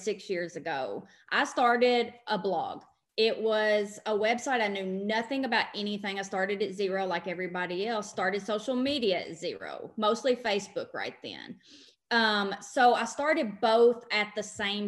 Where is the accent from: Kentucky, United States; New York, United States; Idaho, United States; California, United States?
Kentucky, United States; Western; I'm from Western Kentucky, hence the accent that everybody asks about all the time